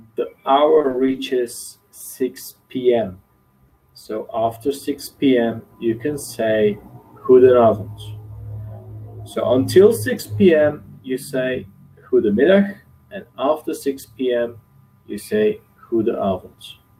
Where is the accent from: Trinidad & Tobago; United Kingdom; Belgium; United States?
Belgium; from Belgium